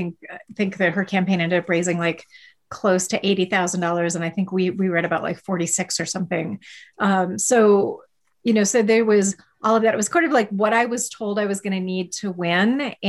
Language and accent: English; Midwest, United States; now in Wyoming, United States; as like a Midwesterner and somebody who is very much a product of rural America. Like, I feel like I actually grew up in spaces very like Wyoming in some significant ways.